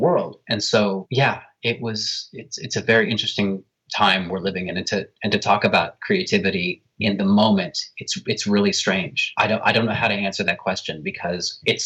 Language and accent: English; New York City, New York, United States; as a New Yorker